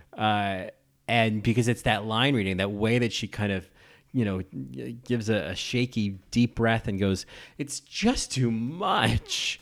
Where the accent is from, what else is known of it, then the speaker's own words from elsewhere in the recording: New Jersey, United States; also born or lived in Sacramento; now in New York, United States; I grew up in New Jersey